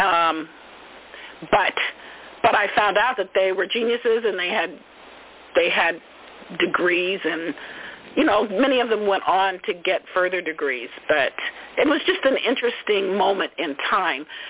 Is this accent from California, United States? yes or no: yes; Oakland, California, United States; I grew up with them in East Oakland